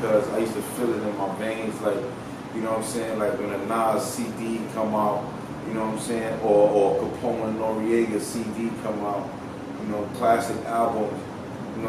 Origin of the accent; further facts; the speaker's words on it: New York City, New York, United States; now in Los Angeles, United States; coming up from the Bronx. You know, I'm from 183rd Prospect, you know what I'm saying? I grew up in the projects.